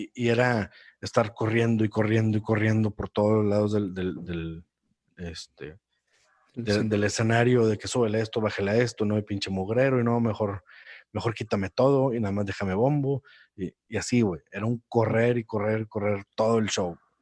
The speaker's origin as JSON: {"language": "Spanish", "town": "Monterrey", "region": "Nuevo León", "country": "Mexico", "moved": "as an adult", "said": "yo que soy de Monterrey"}